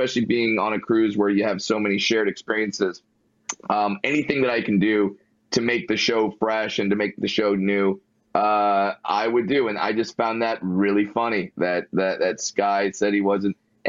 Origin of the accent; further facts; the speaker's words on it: Fullerton, California, United States; Born and raised in Fullerton, California